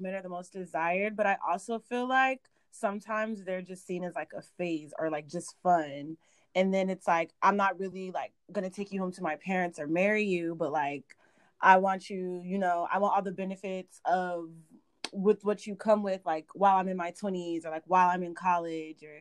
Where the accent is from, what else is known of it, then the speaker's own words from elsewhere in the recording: Arizona, United States; me and Irico, we went to, like, high school and college in Arizona. And so it's very different out here.